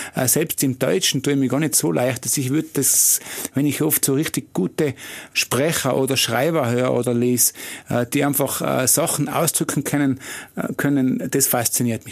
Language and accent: German; Tyrol, Austria; was sind wir Tiroler? Wir sind schon bodenständig